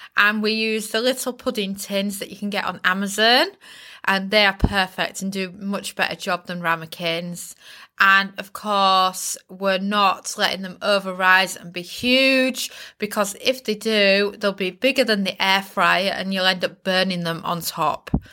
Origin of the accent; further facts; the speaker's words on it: Bridlington, Yorkshire and the Humber, United Kingdom; accent: Yorkshire; I was raised in the East Yorkshire seaside town of Bridlington